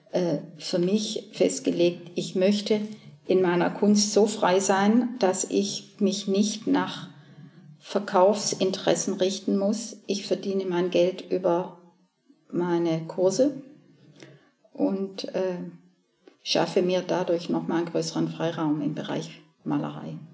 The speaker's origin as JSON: {"language": "German", "region": "Southern Germany", "country": "Germany", "tie": "born or raised there", "also_born_or_lived": "Cologne", "moved": "as an adult", "said": "Also ich bin ja in, in Süddeutschland geboren und aufgewachsen, war auf dem Mädchengymnasium"}